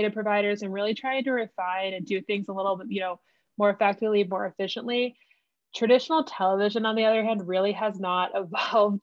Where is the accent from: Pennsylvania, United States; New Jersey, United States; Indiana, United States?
New Jersey, United States; moved away as an adult; now in Denver, United States; I'm originally from New Jersey, but I've lived in Denver seven, 8 years. But New Jersey is definitely home